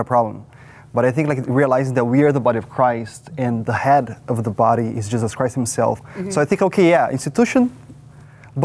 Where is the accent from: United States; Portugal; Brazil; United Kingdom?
Brazil; São Paulo area; moved away as an adult; now in Canada; So in Brazil, I was from São Paulo, like actually a city nearby